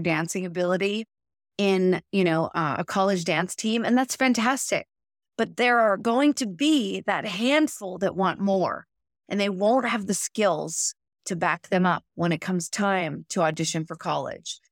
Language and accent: English; Pittsburgh, Pennsylvania, United States; moved away; my mother had a studio, I'm from Pittsburgh